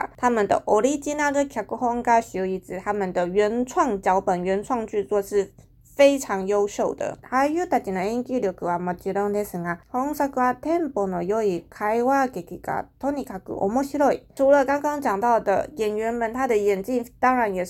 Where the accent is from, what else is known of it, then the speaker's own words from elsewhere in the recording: Taiwan; 我觉得日本人他们的形容有一些东西真的是看得很细节，就是那个角度视野，可能我们台湾人是不会注意到。